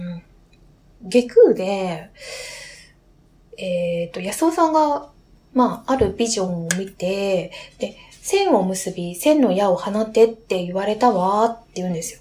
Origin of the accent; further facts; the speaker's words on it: Niigata, Japan; 私、新潟県出身なんで、家に新米があったんですよ